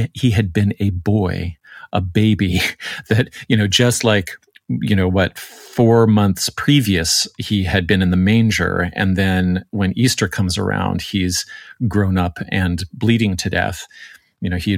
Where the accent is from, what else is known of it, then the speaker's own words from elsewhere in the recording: Canada; Speaking as the Canadian on staff